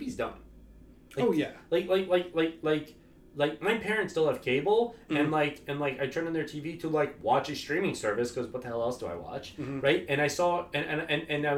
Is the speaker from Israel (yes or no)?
no; United States; I like myself as an American and coming from this background